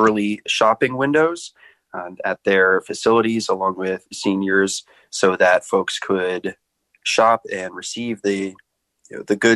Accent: Annapolis, Maryland, United States; moved away; also born or lived in Alexandria, Virginia; I grew up in Annapolis, Maryland.

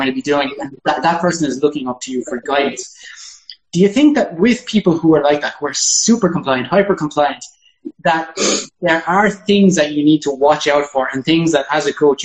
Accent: Ireland; I'm an Irishman

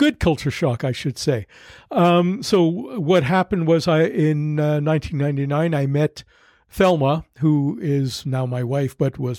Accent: Montreal, Quebec, Canada; I mean, I grew up on Montreal, but it's not like that.

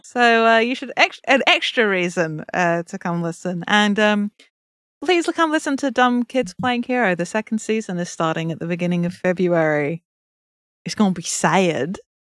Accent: England, United Kingdom; I'm English

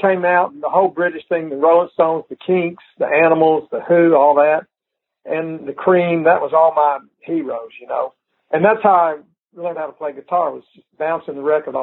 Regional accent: Lubbock, Texas, United States; moved away; also born or lived in Nashville; I grew up in Lubbock

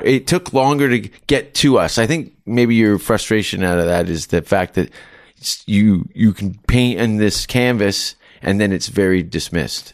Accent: Canada; as a Canadian

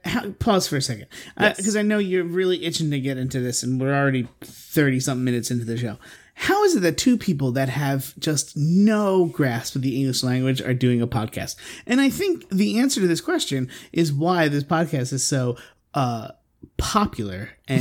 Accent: Philadelphia, Pennsylvania, United States; I do. I'm from Philly.

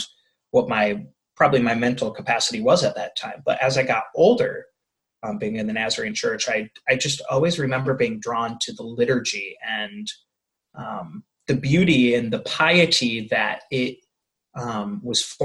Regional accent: Michigan, United States; also born or lived in Bourbonnais, Illinois; now in Detroit, United States; I grew up in Michigan, probably just about an hour north of Detroit

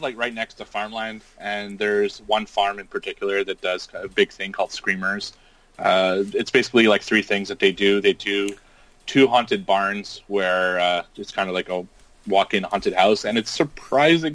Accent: Montreal, Quebec, Canada; moved away; my hometown of Montreal

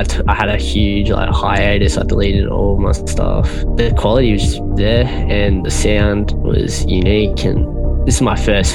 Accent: Melbourne, Victoria, Australia; Originally I'm from Melbourne, Australia

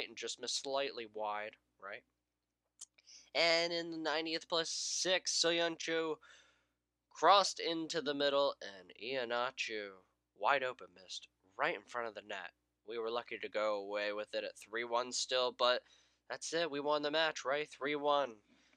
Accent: United States; I'm American, but I speak English.

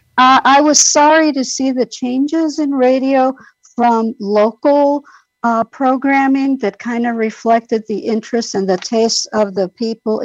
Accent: New York City, New York, United States; I grew up in New York City in the Bronx

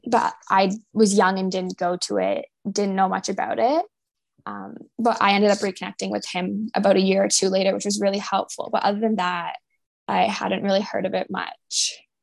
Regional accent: St. Catharines, Ontario, Canada; moved away as an adult; also born or lived in Florida; now in Toronto, Canada; I grew up in St. Catharines, Ontario, in Canada.

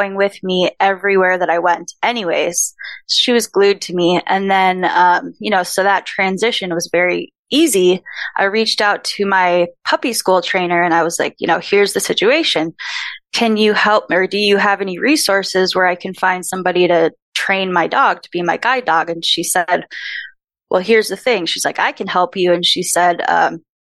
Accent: Minnesota, United States; moved away; also born or lived in San Diego; I'm from Minnesota

